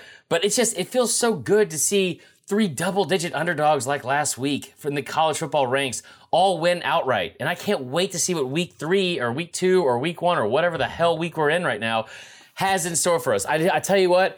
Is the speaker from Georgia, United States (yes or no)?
yes; Stone Mountain, Georgia, United States; also born or lived in Atlanta, Georgia; So I'm from Atlanta. I'm from Stone Mountain, Georgia.